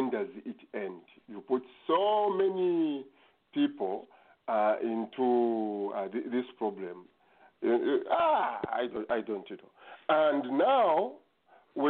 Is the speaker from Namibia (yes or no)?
no; Zambia; moved away as an adult; also born or lived in Dover; now in Okotoks, Canada; I was born in Zambia